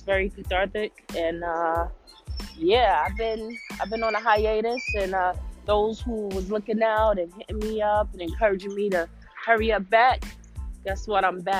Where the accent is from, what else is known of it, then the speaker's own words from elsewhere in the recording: New York City, New York, United States; My city, my hometown, New York City. Thank y'all.